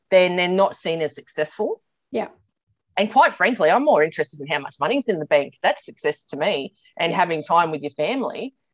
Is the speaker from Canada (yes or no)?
no; Sydney, New South Wales, Australia; also born or lived in New Zealand; I am in Sydney, mm. born and bred in Sydney. I did do a year living in New Zealand